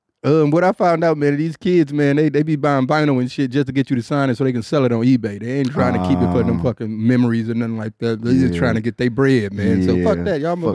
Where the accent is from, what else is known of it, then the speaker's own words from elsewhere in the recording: Detroit, Michigan, United States; moved away as an adult; now in Texas, United States; I'm from Detroit